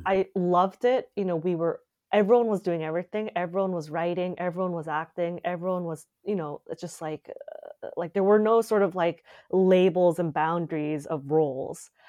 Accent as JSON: {"language": "English", "town": "Calgary", "region": "Alberta", "country": "Canada", "tie": "born or raised there", "moved": "as an adult", "lives_now": "Montreal, Canada", "said": "we went to, uh, Calgary, and I grew up in Calgary"}